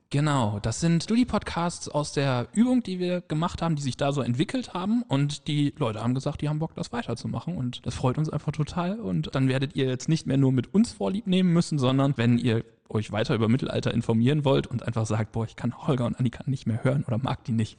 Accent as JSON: {"language": "German", "country": "Germany", "said": "Wir als Deutsche"}